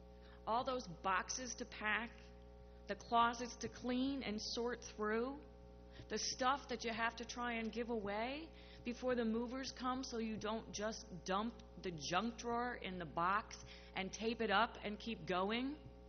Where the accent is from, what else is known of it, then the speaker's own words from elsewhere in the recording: St. Louis, Missouri, United States; born there; also born or lived in New Mexico / Colorado / Iowa City, Iowa; So although I was born in St. Louis, we moved quite often, once to a military base in New Mexico, and then again to a military base in Colorado, where I learned to hike and all about aspen trees and their leaves.